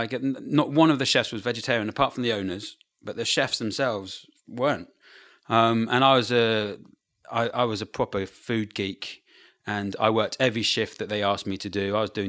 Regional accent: Brighton, South East England, United Kingdom

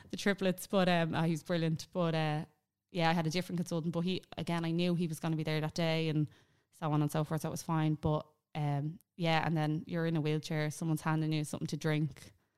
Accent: Ireland; we're Irish. It's our mentality.

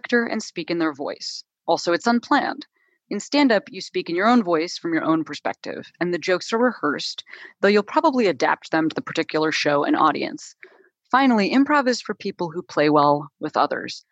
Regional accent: Chicago, Illinois, United States; I'm like from Chicago, I'm not from like an arts family

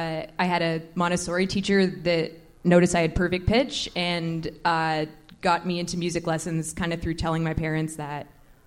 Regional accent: Oakville, Ontario, Canada; I grew up in Oakville.

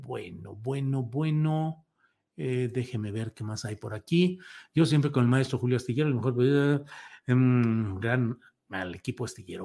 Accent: Mexico; yo creo que como mexicanos no deberíamos

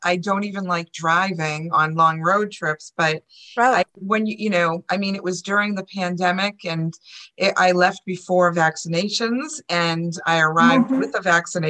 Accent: North Shore, Massachusetts, United States; accent: Boston; moved away as an adult; also born or lived in California; I've lived here since July, my first time living in Swampscott. But I've lived all over the North Shore my whole life. And in 2014, I left.

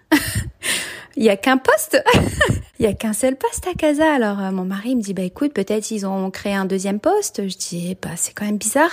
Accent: France; moved away as an adult; also born or lived in Senlis; now in Jerusalem, Israel; Je suis mariée et en fait on vient de France. On habitait euh, avant d'emménager ici en Israël

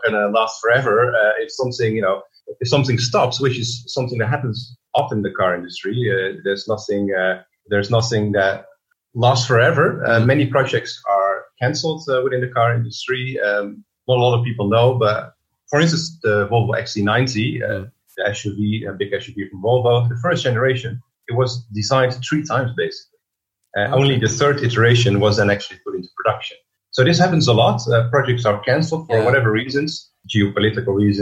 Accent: Netherlands; English is a second language; moved away as an adult; also born or lived in London; I studied design in the Netherlands, as you surely can hear. I'm from the Netherlands

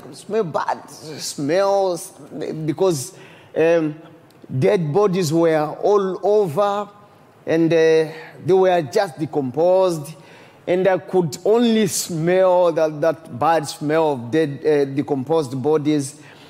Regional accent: DR Congo; also born or lived in Burundi; I'm from Congo. Yeah. When war broke in Congo, I was sent by my parents to go and do my studies in Burundi.

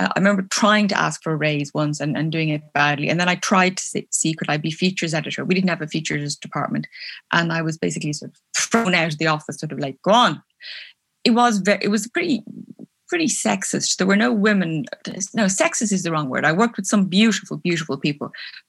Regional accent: Belfast, Northern Ireland, United Kingdom; born there; I was born in Belfast in Northern Ireland, but only because my mom and dad were working there.

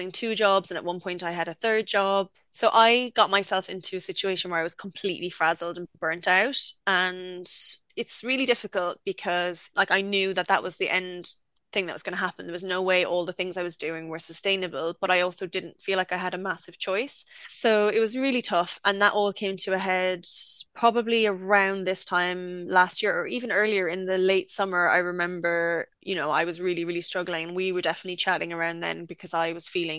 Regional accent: Limerick, Munster, Ireland; moved away as an adult; now in United Kingdom; I went to art college in my hometown, Limerick School of Art and Design.

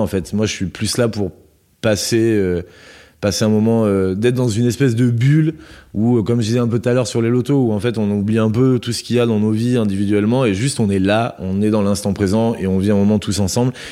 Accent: Landes, Nouvelle-Aquitaine, France; now in Bordeaux, France; je suis originaire des Landes, donc j'ai été bercé dans les lotos.

